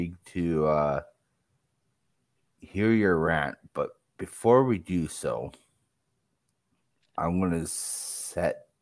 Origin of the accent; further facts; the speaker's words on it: Canada; now in Saskatoon, Canada; me being Canadian